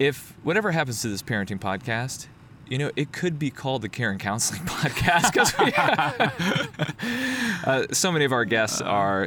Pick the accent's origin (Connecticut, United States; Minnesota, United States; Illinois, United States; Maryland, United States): Connecticut, United States; moved away; I'm Connecticut.